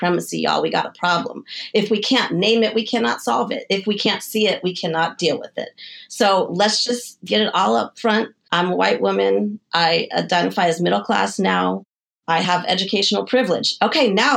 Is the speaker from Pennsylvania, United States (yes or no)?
no; Denver, Colorado, United States; moved away as an adult; also born or lived in San Diego / New York; I'm from Denver, Colorado, and I moved to San Diego when I was 18 and then to New York when I was, I think, 22.